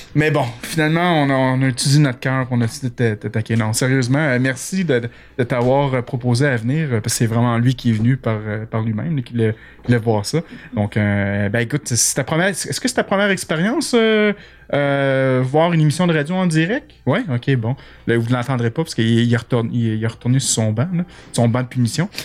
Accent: Quebec, Canada; accent: Québécois; j'ai un accent terrible

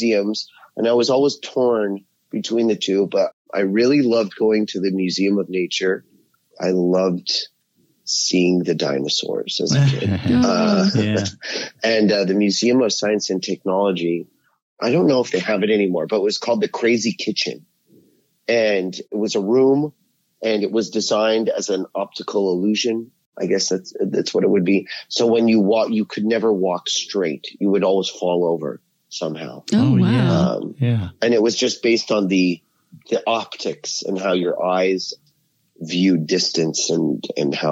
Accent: Ottawa, Ontario, Canada; I'm originally from Canada. I grew up in Ottawa, Ontario, which is the nation's capital

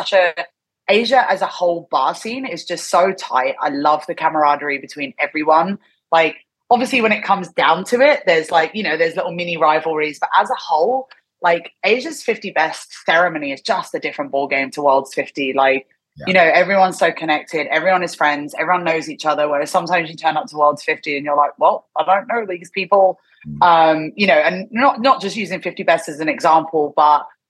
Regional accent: London, United Kingdom; moved away as an adult; also born or lived in Thailand / Korea / Hong Kong; now in Tokyo, Japan; I'm from London originally, and I didn't get in touch with the scene when I was living there, because I left the UK at 22.

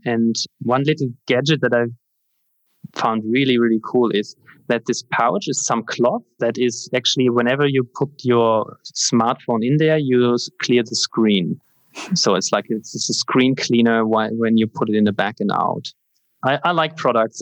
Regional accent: Germany; the fire brigade in my hometown here

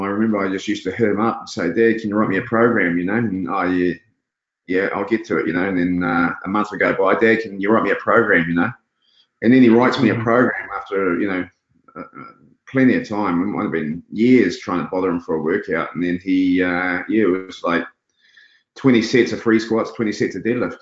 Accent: Auckland, New Zealand; We lived, we grew up in Glen Eden, so we lived on the on the premises.

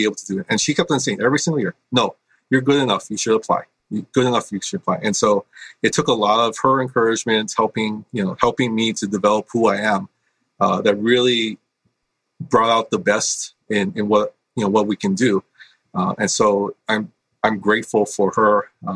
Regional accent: Hawaii, United States; I was born and raised in Hawaii. I grew up on the windward side of the island, which is the more rainy side.

